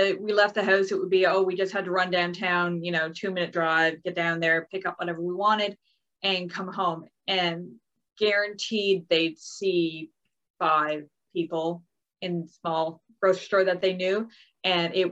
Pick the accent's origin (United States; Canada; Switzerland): Canada; Springdale, Newfoundland and Labrador; moved away as an adult; also born or lived in Wolfville, Nova Scotia; I'm from Springdale, which is a very small town, 3,000 people at last count